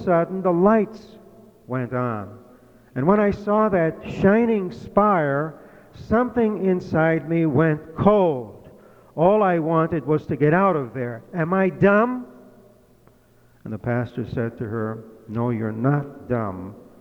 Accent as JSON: {"language": "English", "region": "Massachusetts", "country": "United States", "tie": "born or raised there", "moved": "yes", "said": "in my home state of Massachusetts, well, it used to be my home"}